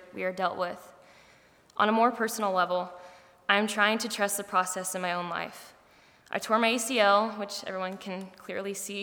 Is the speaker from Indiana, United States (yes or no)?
yes; Rushville, Indiana, United States; I'm from Rushville, Indiana, which is about 2 hours south from here